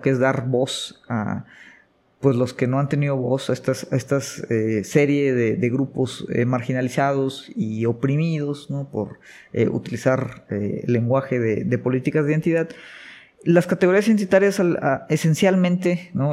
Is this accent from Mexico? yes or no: yes; Mexico; como mexicano